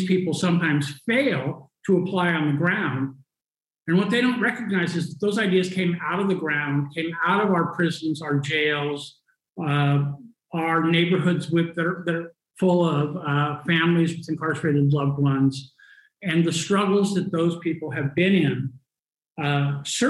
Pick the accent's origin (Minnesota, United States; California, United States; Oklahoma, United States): California, United States; Los Angeles; moved away as an adult; now in Lisbon, Portugal; I'm originally from Los Angeles, California